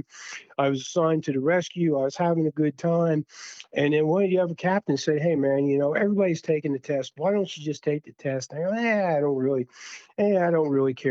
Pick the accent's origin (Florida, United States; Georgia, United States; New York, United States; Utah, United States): New York, United States; Long Island; moved away as an adult; also born or lived in Fort Bragg, North Carolina / Durham, North Carolina / Cherry Hill, New Jersey / California; I'm from Long Island